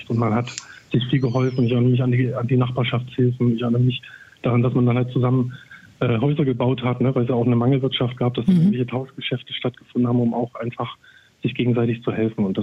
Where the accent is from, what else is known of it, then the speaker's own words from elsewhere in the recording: Saxony, Germany; Als Sachse ist man da ja auch so ein bisschen vom Klischee her